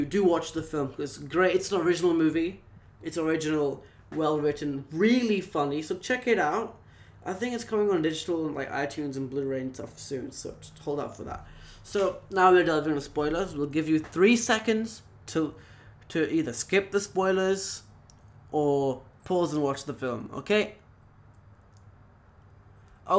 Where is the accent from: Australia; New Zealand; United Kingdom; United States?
United Kingdom; now in Singapore; I am British, but I'm British Indian who's living in Singapore right now